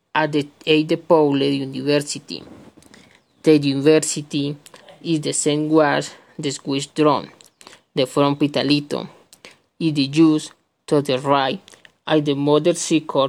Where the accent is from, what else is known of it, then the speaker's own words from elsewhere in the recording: Acevedo, Huila, Colombia; English is a second language; I am from Colombia. I live in Acevedo. It is the municipality of the Huila.